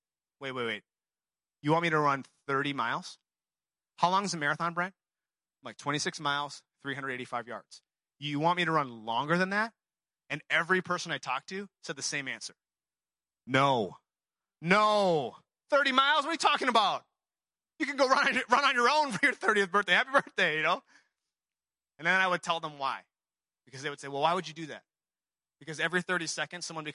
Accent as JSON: {"language": "English", "region": "Seoul", "country": "South Korea", "moved": "yes", "said": "I'm from Seoul, South Korea"}